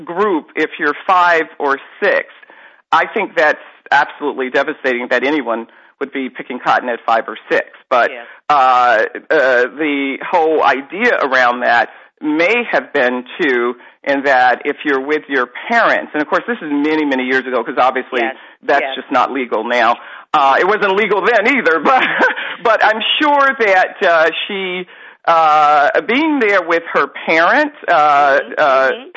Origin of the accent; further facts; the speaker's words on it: the North, United States; I grew up in the North, okay, and we have no cotton fields here